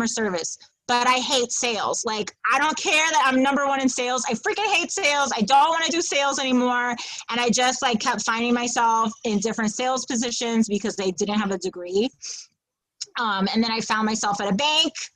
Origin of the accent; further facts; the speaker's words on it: New York City, New York, United States; also born or lived in Wisconsin / Brooklyn; I'm the Manhattan girl that was raised in Midtown.